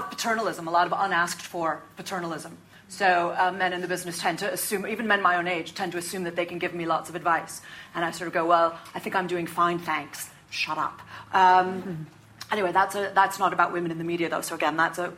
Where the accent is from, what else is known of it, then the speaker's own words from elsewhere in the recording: United States; being an American woman